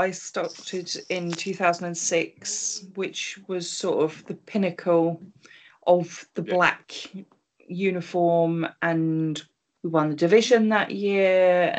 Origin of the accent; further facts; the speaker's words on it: United Kingdom; And we're British